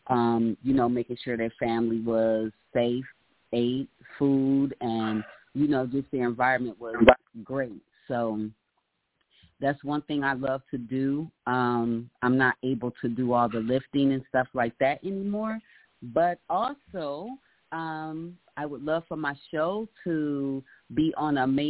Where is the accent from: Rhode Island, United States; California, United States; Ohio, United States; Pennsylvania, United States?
Ohio, United States; Cleveland; moved away as an adult; now in Atlanta, United States; my hometown, Cleveland